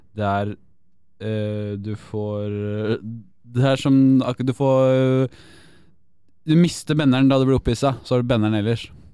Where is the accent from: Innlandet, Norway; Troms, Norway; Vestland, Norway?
Innlandet, Norway; Elverum; jeg er fra Elverum